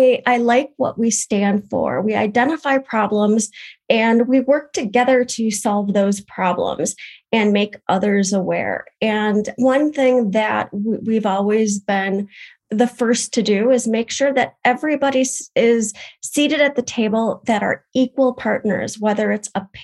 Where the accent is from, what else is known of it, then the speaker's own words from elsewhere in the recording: Madison, Wisconsin, United States; I am from the Madison, Wisconsin area in the United States